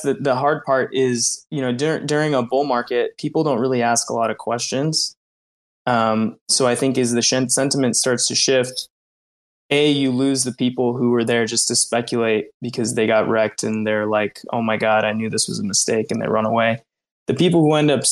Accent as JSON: {"language": "English", "country": "United States", "tie": "born or raised there", "said": "I was born in the States"}